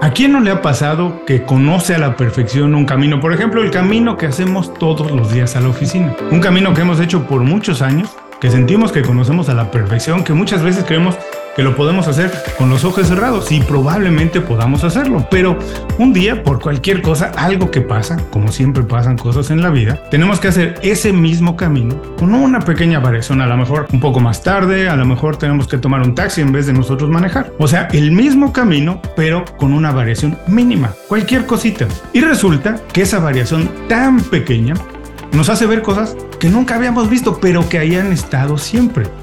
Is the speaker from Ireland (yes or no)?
no; Mexico; moved away as an adult; also born or lived in California / Mexico City; now in Miami, United States; ahora tengo 18 años viviendo en Miami, los dos somos mexicanos